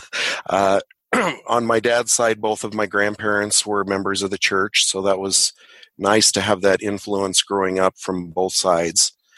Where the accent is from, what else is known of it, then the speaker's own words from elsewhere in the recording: Boulder, Colorado, United States; also born or lived in Longmont, Colorado; I'm a Colorado native, like Robin said, born in Boulder, and I uh, live just outside of Longmont in the foothills